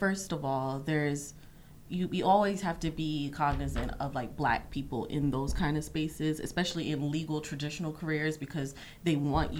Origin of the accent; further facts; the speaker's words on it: New York City, New York, United States; I grew up in Brooklyn.